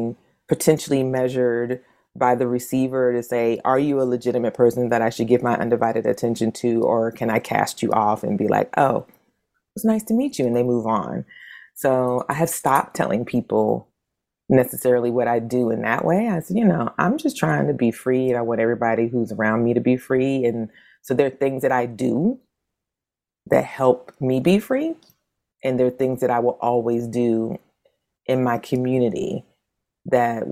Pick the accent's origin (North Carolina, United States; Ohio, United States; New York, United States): North Carolina, United States; New Bern; where I'm from in North Carolina is both sweet and salt water, because I'm from New Bern.